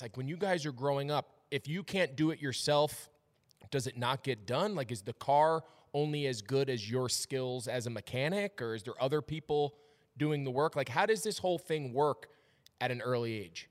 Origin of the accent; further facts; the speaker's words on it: Northeast, United States; moved away as an adult; now in Charlotte, United States; I grew up in the Northeast where there wasn't a real NASCAR presence